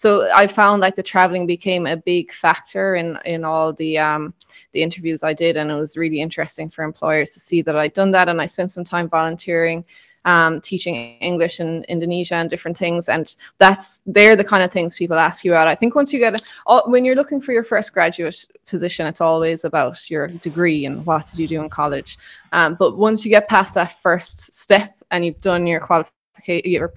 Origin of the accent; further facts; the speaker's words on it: Killarney, County Kerry, Ireland; moved away as an adult; also born or lived in Cayman Islands; now in Marbella, Spain; I'm from Kerry originally, from Killarney.